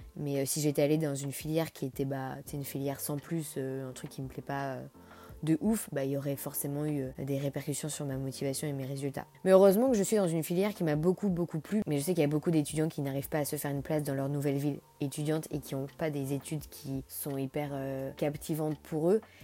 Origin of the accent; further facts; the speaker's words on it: Nantes, Pays de la Loire, France; now in Angers, France; j'ai grandi à Nantes